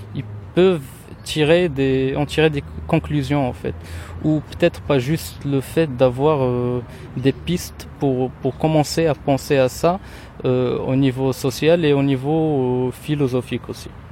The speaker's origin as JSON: {"language": "French", "town": "Rabat", "region": "Rabat-Salé-Kénitra", "country": "Morocco", "tie": "born or raised there", "second_language": "French", "moved": "as an adult", "lives_now": "Tangier, Morocco", "said": "je suis marocain, je suis originaire de, la ville de Rabat, je suis né à Rabat et j'habite depuis deux ans maintenant à Tanger"}